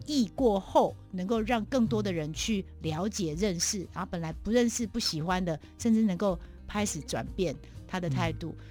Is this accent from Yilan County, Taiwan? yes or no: no; Taipei, Taiwan; also born or lived in Pingtung; 其实我是标准在台北长大的孩子